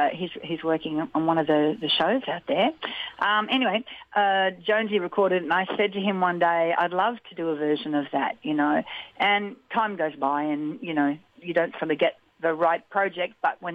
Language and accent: English; Winton, Queensland, Australia; moved away; I was born here in Winton, and I haven't been back for many, many years.